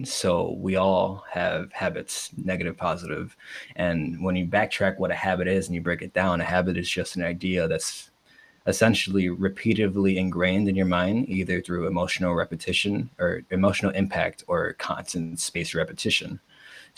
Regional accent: Chicago, Illinois, United States; Born and raised in Chicago, grew up in Pilsen

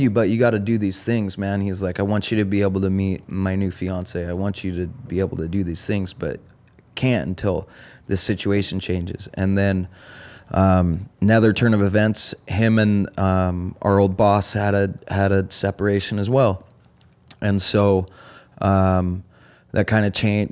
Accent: Eugene, Oregon, United States; also born or lived in Bellingham, Washington / California; I grew up in Oregon, born and raised in Eugene.

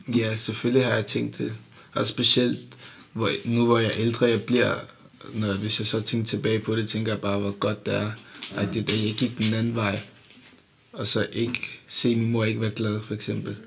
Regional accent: Denmark; jeg føler mig dansk-agtigt

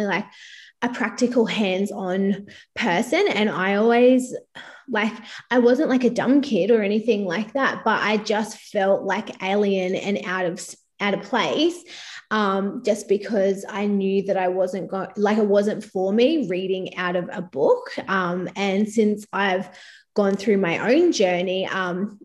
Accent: Inverloch, Victoria, Australia; also born or lived in Perth; now in Gold Coast, Australia; I'm from country Victoria originally. I grew up in a very small country town.

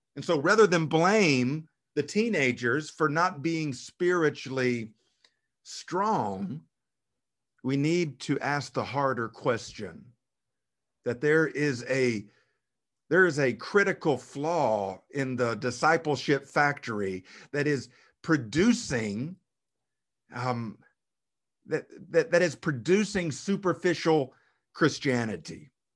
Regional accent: South Arkansas, United States; Where I grew up in South Arkansas, the pine tree is the cash crop

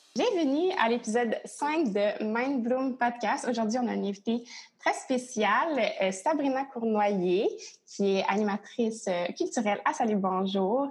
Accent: Drummondville, Quebec, Canada; now in Montreal, Canada; moi et Lina, on vient les deux de Drummondville

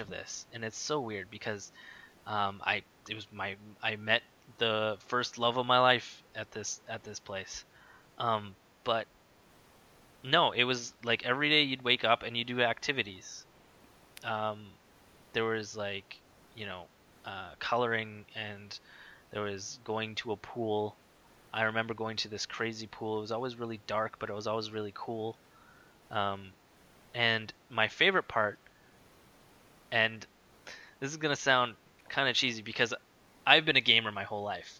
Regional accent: Winnipeg, Manitoba, Canada; I grew up in North Kildonan, so right where I am right now, basically.

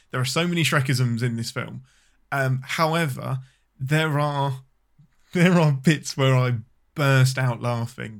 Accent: England, United Kingdom; I'm your Englishman

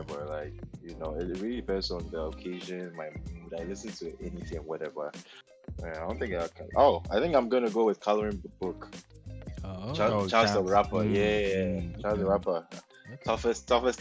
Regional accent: Ghana; moved away as an adult; also born or lived in Los Angeles area, United States; now in Toronto, Canada; So Ghanaian, born and raised in Ghana, lived there for 18 years.

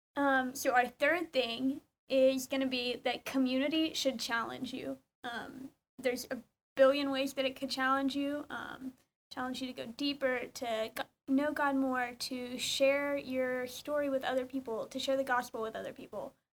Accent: Georgia, United States; moved away as an adult; now in College Station, United States; I'm from Georgia

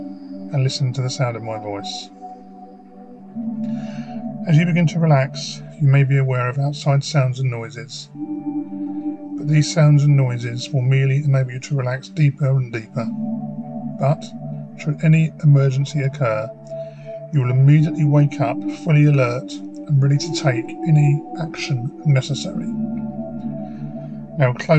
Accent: Faversham, South East England, United Kingdom; I now work for my hometown in Faversham, Kent

